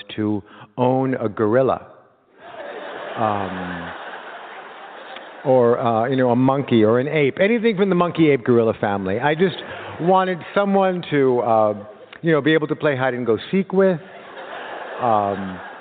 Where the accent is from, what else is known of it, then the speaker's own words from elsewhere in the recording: Los Angeles, California, United States; when you were a kid like me in 1970, growing up in Los Angeles